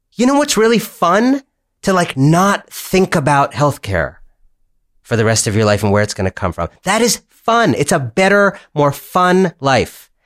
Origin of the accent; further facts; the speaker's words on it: Ohio, United States; moved away; also born or lived in Michigan; I grew up in Ohio.